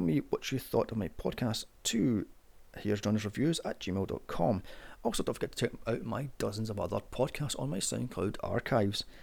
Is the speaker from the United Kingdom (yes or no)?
yes; United Kingdom; because I'm British